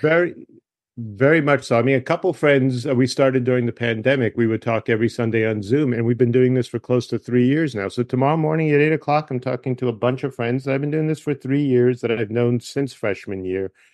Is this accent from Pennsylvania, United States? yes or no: no; Michigan, United States; I'm from Michigan." And I went to Michigan State